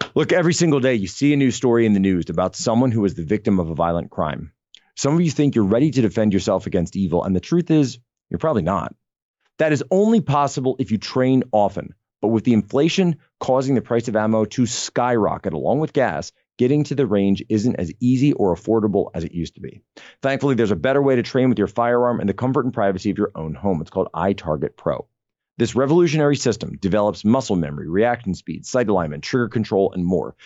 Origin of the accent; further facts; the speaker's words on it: Pennsylvania, United States; moved away; back in my home state of Pennsylvania